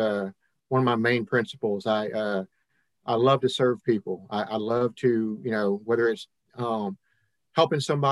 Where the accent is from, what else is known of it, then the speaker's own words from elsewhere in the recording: Hannibal, Missouri, United States; now in Mississippi, United States; I was born and raised in Hannibal, Missouri, kind of a Yankee, I guess, by birth. Moved around and ended up here in Mississippi back in 1996